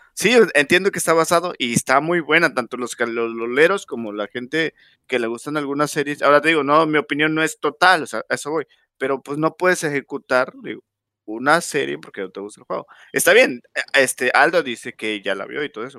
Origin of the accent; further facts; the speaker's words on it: Mexico; soy mexicano